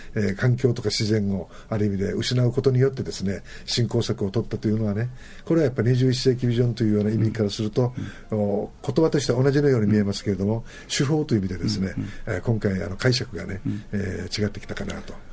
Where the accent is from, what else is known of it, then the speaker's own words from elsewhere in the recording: Naha, Okinawa, Japan; 沖縄で生まれた保守としましてはですね